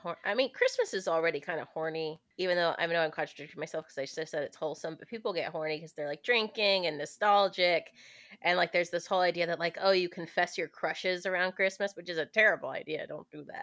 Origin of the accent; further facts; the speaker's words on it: the South, United States; I'm from the South, so like saying daddy isn't as weird as it is for the rest of the country